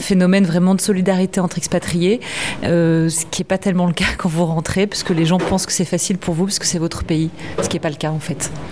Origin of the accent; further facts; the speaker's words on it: France; moved away; also born or lived in China; Je suis partie de Chine une semaine pour rentrer en France au mois de mars